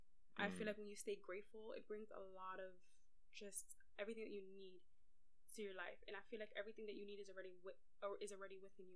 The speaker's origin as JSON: {"language": "English", "region": "Mississippi", "country": "United States"}